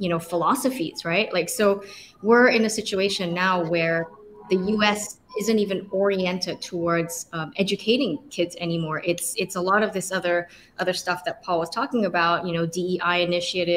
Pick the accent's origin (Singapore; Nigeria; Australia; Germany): Singapore; moved away as an adult; now in New York City, United States; I grew up in Singapore